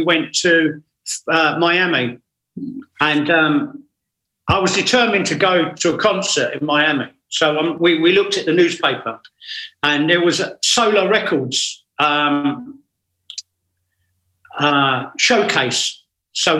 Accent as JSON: {"language": "English", "region": "England", "country": "United Kingdom"}